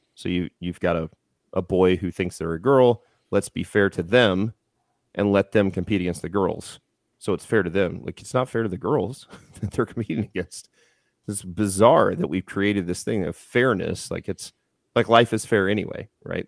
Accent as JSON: {"language": "English", "town": "Houston", "region": "Texas", "country": "United States", "tie": "born or raised there", "moved": "yes", "lives_now": "Missouri, United States", "said": "I was born in Houston"}